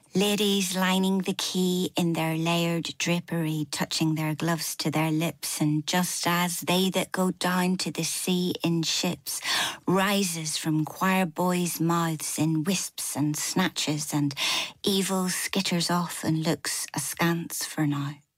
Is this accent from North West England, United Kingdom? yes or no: no; Northern Ireland, United Kingdom; moved away as an adult; now in Newcastle upon Tyne, United Kingdom; I had my whole kind of Irish grandparents on the Falls Road in Belfast